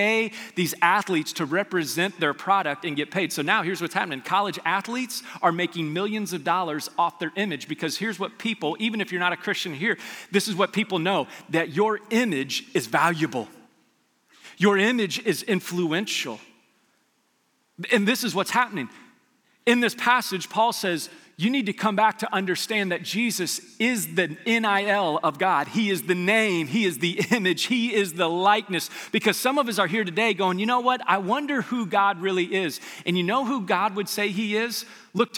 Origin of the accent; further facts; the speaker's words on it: Las Vegas, Nevada, United States; I grew up in Las Vegas